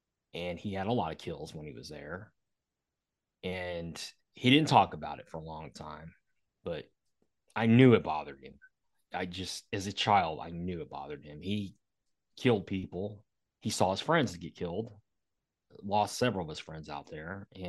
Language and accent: English; Bangkok, Thailand; born there; Well, I was born in Bangkok, Thailand in 1969, November 4th, 1969. So I'm old.